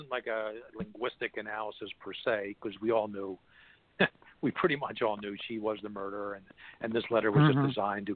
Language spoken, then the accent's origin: English; Philadelphia, Pennsylvania, United States; my hometown of Philadelphia